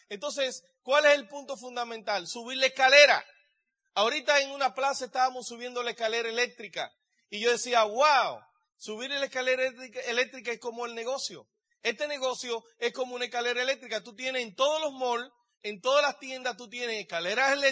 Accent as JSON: {"language": "Spanish", "country": "Dominican Republic", "lives_now": "United States", "said": "Yo vengo de la República Dominicana y estoy aquí en California con ustedes."}